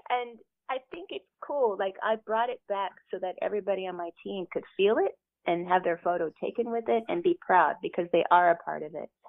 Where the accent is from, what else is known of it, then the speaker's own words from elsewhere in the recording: the South, United States; because I'm from the South.